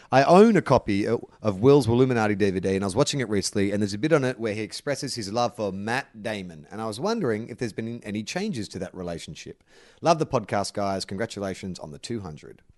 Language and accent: English; Australia; I'm Australian